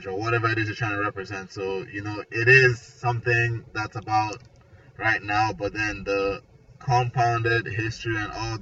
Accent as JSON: {"language": "English", "country": "Nigeria", "also_born_or_lived": "Atlanta", "moved": "yes", "lives_now": "Florida, United States", "said": "originally I'm from Nigeria. I moved here"}